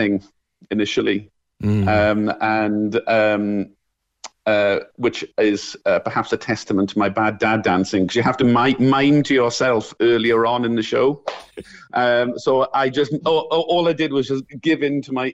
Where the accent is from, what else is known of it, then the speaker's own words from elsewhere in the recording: Merthyr Tydfil, Wales, United Kingdom; I'm from the South Wales Valleys, a place called Merthyr Tydfil, the head of the valleys